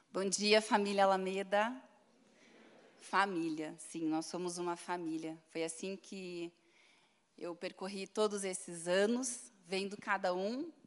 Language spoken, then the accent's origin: Portuguese; Curitiba, Paraná, Brazil; also born or lived in Cascavel; Com seis meses de vida, eu nasci em Cascavel, vim para Curitiba, eu e minha família